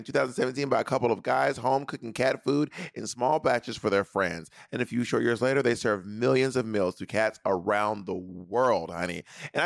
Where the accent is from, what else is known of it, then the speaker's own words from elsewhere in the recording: Clayton County, Georgia, United States; I'm from Clayton County